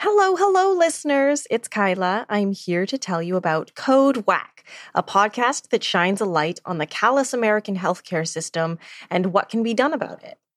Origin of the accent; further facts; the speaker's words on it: Edmonton, Alberta, Canada; I grew up in Edmonton